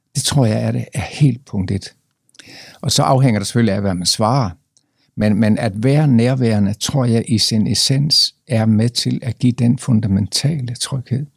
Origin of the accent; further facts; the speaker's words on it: Jutland, Denmark; moved away; vi kommer fra Jylland